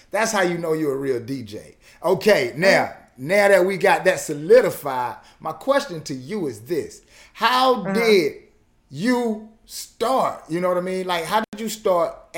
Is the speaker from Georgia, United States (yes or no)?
yes; Atlanta, Georgia, United States; I'm from the West End